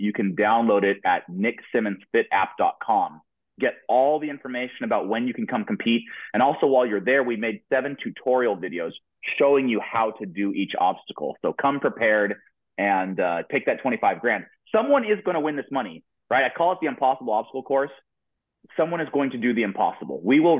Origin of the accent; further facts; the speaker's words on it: Denver, Colorado, United States; because I come from the Rockies, right? You come from Denver, or you're in the Colorado area. You know what big mountains look like.